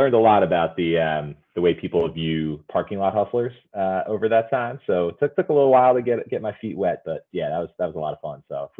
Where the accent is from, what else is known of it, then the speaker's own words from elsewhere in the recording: Philadelphia, Pennsylvania, United States; I'm from Philly, born and raised Northwest Philly, Mount Airy.